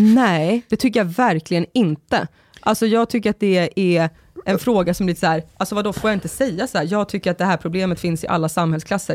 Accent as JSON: {"language": "Swedish", "town": "Sorunda", "region": "Stockholm County", "country": "Sweden", "tie": "born or raised there", "said": "i Sorunda på min gata där jag växte upp"}